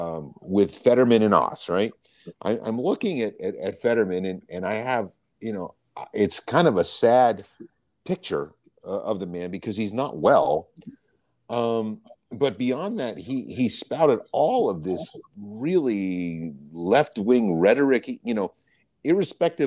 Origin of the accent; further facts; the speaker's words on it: New Jersey, United States; So I grew up in New Jersey, about 20 minutes from Pennsylvania.